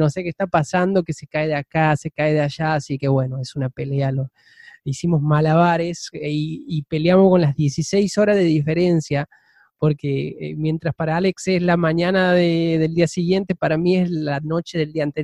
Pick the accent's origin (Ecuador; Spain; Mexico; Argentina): Argentina; now in Japan; como los argentinos que vivimos en el exterior, como vos, sabemos la dificultad que es para conseguir yerba